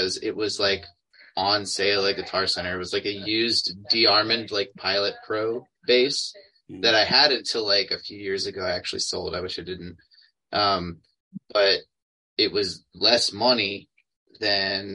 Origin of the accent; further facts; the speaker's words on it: Maryland, United States; I'm from Maryland